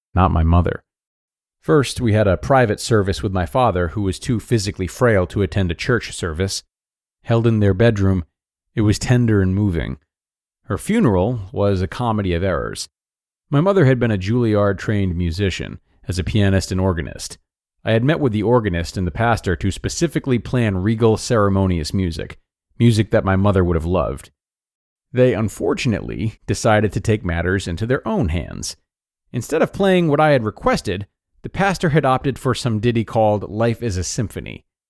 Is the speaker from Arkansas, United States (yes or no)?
yes; Pine Bluff, Arkansas, United States; now in Fayetteville, United States; having driven down from Fayetteville to Pine Bluff, my hometown